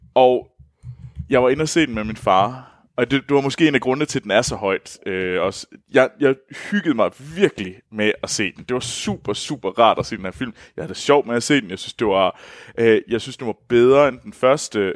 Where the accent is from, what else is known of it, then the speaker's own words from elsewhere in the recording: Denmark; moved away as an adult; Nu har jeg jo meldt mig ud af det danske, af Danmark